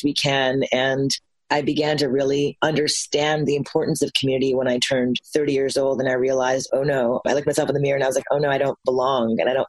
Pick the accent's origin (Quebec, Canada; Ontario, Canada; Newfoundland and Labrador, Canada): Quebec, Canada; Montreal; I'm half Japanese, half Indian, born and raised in Montreal, Canada